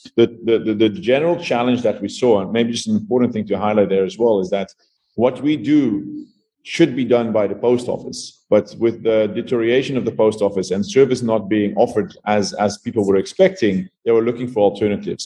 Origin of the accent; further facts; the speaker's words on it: Netherlands; moved away as an adult; now in South Africa; I am originally from the Netherlands. I moved to South Africa in 2012.